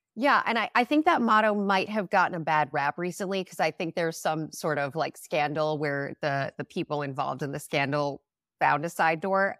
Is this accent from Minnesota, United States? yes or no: yes; Minnesota, United States; moved away; I grew up in Minnesota